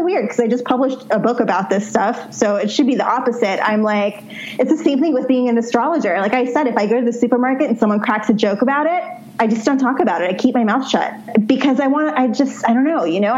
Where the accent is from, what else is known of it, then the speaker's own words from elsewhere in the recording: New York City, New York, United States; growing up in New York City